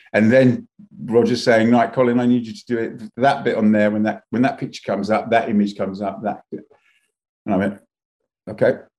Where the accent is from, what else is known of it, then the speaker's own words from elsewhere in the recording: Luton, East of England, United Kingdom; also born or lived in London; I grew up in Luton